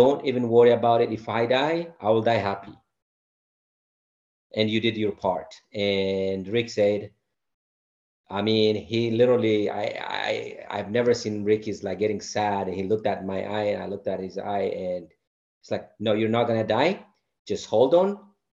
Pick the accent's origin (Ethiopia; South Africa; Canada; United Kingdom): Ethiopia; Sidama; moved away as an adult; I'm from the Sidamo region